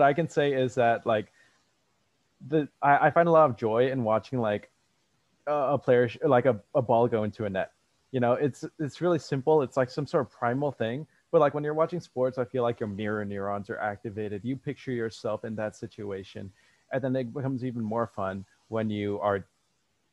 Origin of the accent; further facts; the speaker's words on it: Bay Area, California, United States; moved away as an adult; also born or lived in Ohio; I was from the Bay Area